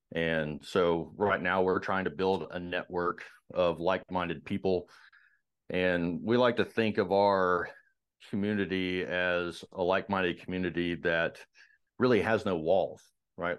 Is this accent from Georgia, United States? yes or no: yes; Marietta, Georgia, United States; I grew up in uh, Marietta in, in, Georgia